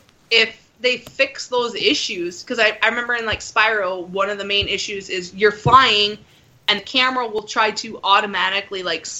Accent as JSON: {"language": "English", "region": "Minnesota", "country": "United States", "said": "I mean, I'm from Minnesota, but seriously, I don't say coot."}